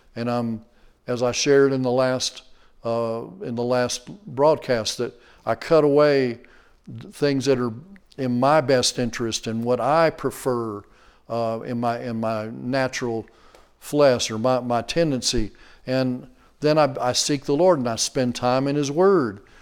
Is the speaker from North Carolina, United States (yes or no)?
no; Texas, United States; we're from Texas